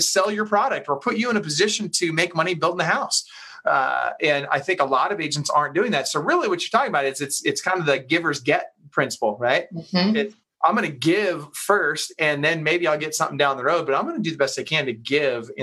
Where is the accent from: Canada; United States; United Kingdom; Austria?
United States; Seattle, Washington; I'm from Seattle